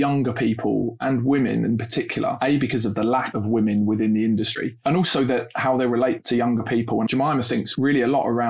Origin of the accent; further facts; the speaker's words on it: London, United Kingdom; accent: Londoner; being a North London boy, born and raised in North London, Finsbury Park